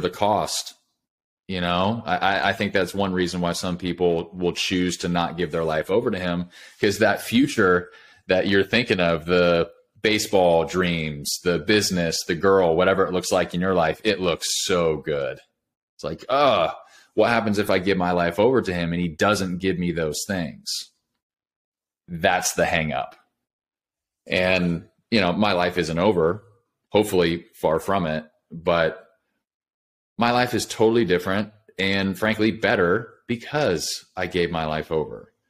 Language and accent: English; California, United States; moved away as an adult; now in Nashville, United States; I grew up in California, moved to Nashville about five years ago, but grew up in California